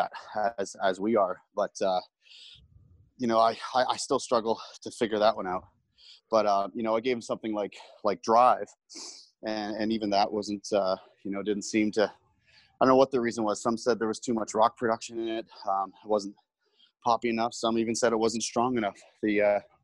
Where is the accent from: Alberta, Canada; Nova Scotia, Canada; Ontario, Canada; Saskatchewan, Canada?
Ontario, Canada; North Bay; growing up in North Bay